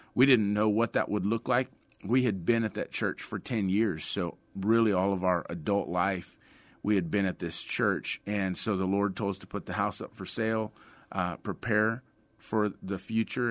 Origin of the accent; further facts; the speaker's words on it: Sutherland Springs, La Vernia, Seguin area, Texas, United States; also born or lived in San Antonio, Texas; I was born in San Antonio, uh, grew up in the Sutherland Springs, Lavernia, Seguin area